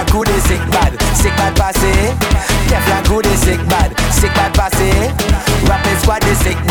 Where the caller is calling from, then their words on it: New York, United States; I'm calling from New York, man.